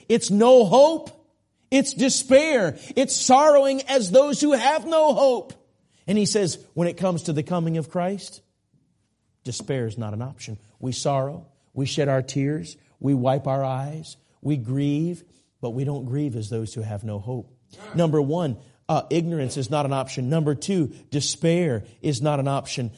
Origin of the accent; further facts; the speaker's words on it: Minneapolis, Minnesota, United States; I grew up in the Minneapolis area.